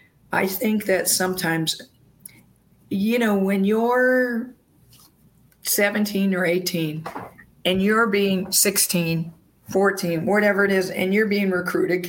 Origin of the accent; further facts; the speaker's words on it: Wisconsin, United States; moved away; I was from Wisconsin